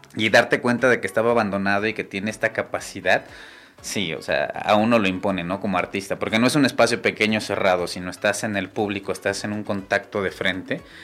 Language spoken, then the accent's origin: Spanish; El Nith, Hidalgo, Mexico; now in Pachuca, Mexico; me regreso a mi pueblo, al NIT